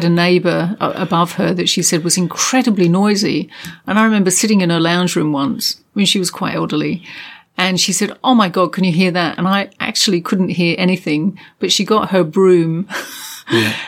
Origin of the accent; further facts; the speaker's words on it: England, United Kingdom; moved away; I grew up in England in a small terrace house